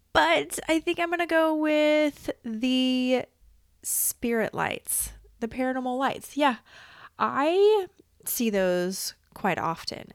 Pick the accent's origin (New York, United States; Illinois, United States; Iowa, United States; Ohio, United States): Iowa, United States; I was born in Iowa, okay? I popped out in Iowa in this reality